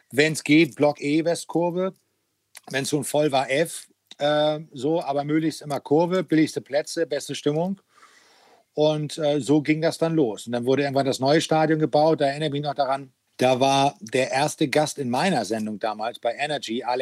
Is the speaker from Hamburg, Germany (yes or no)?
yes; Hamburg, Germany; Naja, das ist meine Heimat. Ne? Also das äh, kenne ich dann äh, so jede Ecke.